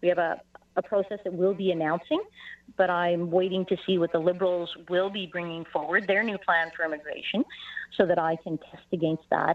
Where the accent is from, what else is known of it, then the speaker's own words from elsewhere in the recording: Canada; as a Canadian